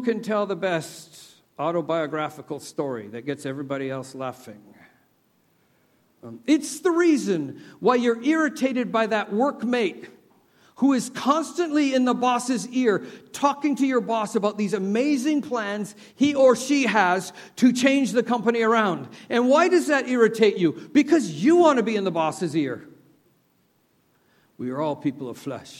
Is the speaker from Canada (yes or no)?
yes; Canada; moved away; I'm from Canada. I grew up with the sun never sets on the British Empire